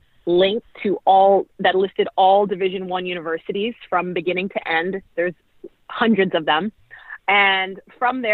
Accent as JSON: {"language": "English", "town": "Toronto", "region": "Ontario", "country": "Canada", "tie": "born or raised there", "also_born_or_lived": "Grambling, Louisiana / Manila, Philippines", "moved": "as an adult", "said": "growing up in Toronto, Canada, during my high school years"}